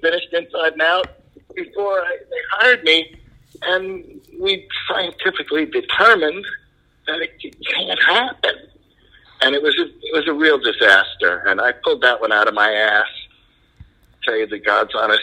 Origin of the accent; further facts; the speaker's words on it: New York City, New York, United States; also born or lived in Long Island / Buffalo; I grew up in Queens, and I wound up working on Long Island, which is the same neighborhood, practically.